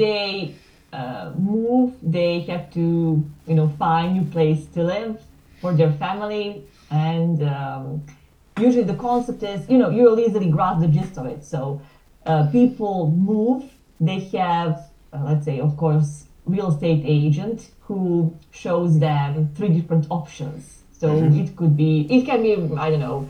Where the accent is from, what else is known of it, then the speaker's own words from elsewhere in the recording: small town near Belgrade, Serbia; English is a second language; I come from Serbia, Belgrade. Actually, I was born in a small town nearby, but now currently I live and work in Belgrade